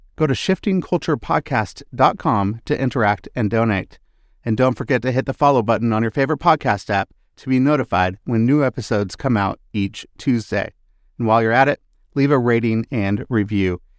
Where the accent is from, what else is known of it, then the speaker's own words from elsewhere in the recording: Seattle, Washington, United States; I grew up in the Pacific Northwest in the Seattle area